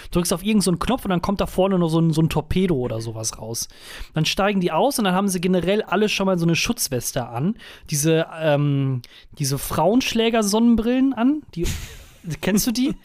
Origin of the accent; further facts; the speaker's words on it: Germany; also born or lived in United States; meinen deutschen Pass